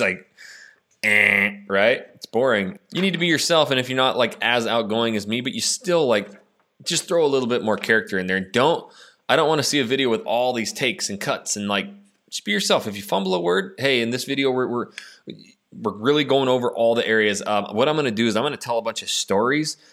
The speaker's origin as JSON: {"language": "English", "region": "Northwest Idaho", "country": "United States", "also_born_or_lived": "Clear Lake, Houston, Texas", "moved": "yes", "lives_now": "Houston, United States", "said": "I'm from Northwest Idaho"}